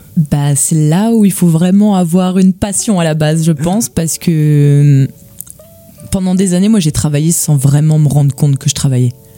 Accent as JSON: {"language": "French", "town": "Gérardmer", "region": "Grand Est", "country": "France", "tie": "born or raised there", "also_born_or_lived": "Nancy", "said": "je viens de, des Vosges. Je viens de Gérardmer."}